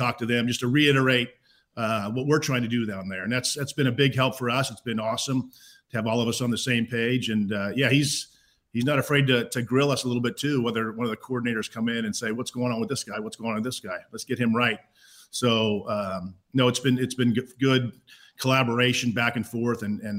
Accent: Pleasanton, California, United States; also born or lived in Cache Valley, United States / Stockton, United States; So I grew up obviously born in Cache Valley, grew up in Pleasanton, moved up to Stockton halfway through my eighth grade year

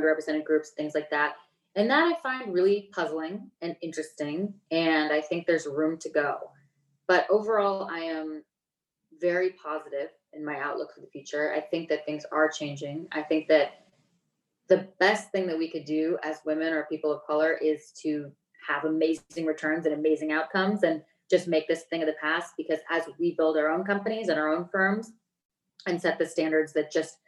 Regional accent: United States; I grew up in Lake Tahoe, so it's literally beach and mountain in the same place

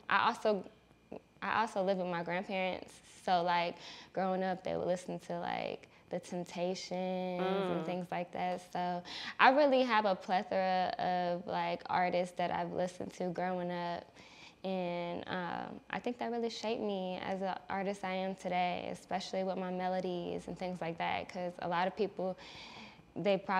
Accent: Atlanta, Georgia, United States; I grew up in the SWAT, so Southwest Atlanta, okay. off of MLK

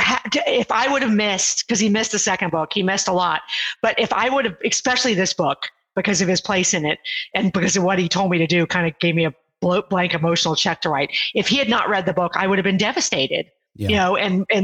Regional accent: Houston, Texas, United States; moved away as an adult; also born or lived in Ohio; I was living in Ohio at the time, and I'm from the Houston area

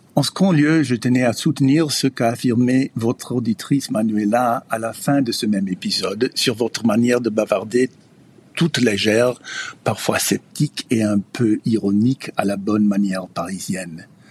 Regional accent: United States; French is a second language; je suis américain des États-Unis. Le français c'est ma tiers langue étrangère après l'allemand et l'italien

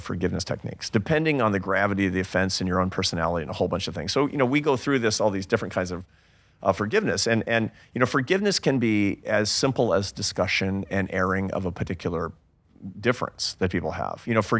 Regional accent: Seattle, Washington, United States; I'm from Seattle. We don't do that.

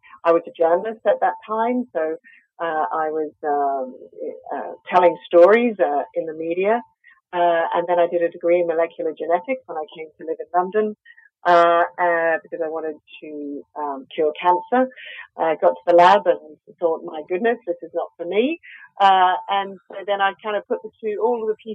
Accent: Australia; accent: Australian; I'm Australian, as you can probably hear from my accent

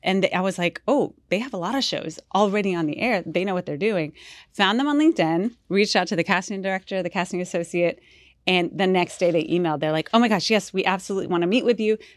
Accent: Houston, Texas, United States; half Colombian, half Mexican, but I was born in Houston

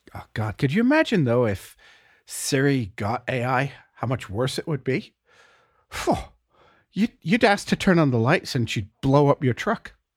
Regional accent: England, United Kingdom; moved away; I grew up in England

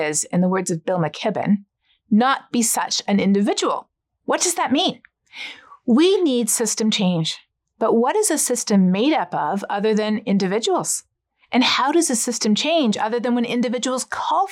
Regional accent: Canada; I'm Canadian

